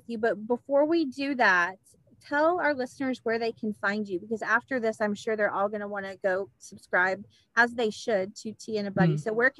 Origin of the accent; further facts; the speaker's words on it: United States; us Americans don't know what a BUTTY is.